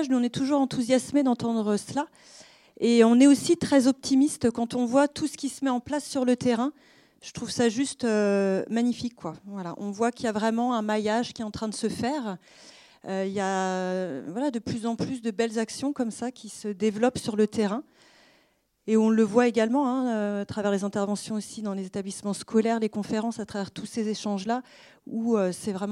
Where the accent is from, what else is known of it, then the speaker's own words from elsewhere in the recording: France; Alors, je ne suis pas étrangère, je suis française. Moi aussi, ça atteint mon cœur de petite française.